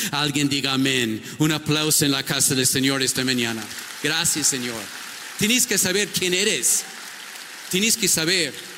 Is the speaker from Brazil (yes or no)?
no; United States; Spanish is a second language; moved away as an adult; now in Ecuador; yo soy un gringo